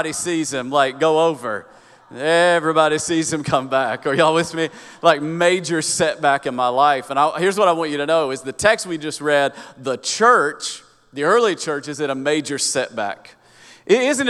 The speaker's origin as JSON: {"language": "English", "town": "Kingsport", "region": "Tennessee", "country": "United States", "tie": "born or raised there", "accent": "hillbilly", "moved": "yes", "said": "I grew up in Upper East Tennessee, so Kingsport, Tennessee, right where Tennessee and Virginia meet"}